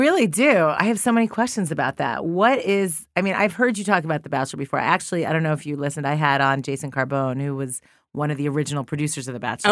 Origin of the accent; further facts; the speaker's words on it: New York, United States; moved away as an adult; now in Los Angeles, United States; I'm from New York, too